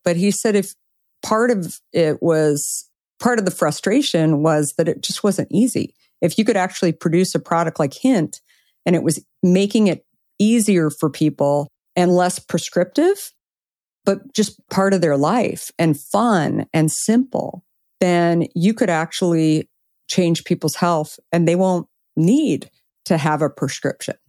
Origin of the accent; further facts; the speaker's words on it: Arizona, United States; I grew up in Arizona